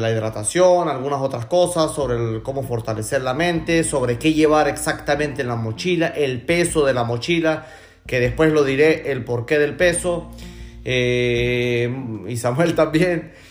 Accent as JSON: {"language": "Spanish", "area": "Gocho", "region": "Venezuelan Andes", "country": "Venezuela", "moved": "yes", "lives_now": "Spain", "said": "somos gochos los tres. Pero bueno, este... Con orgullo. Con, orgullo desde acá de España."}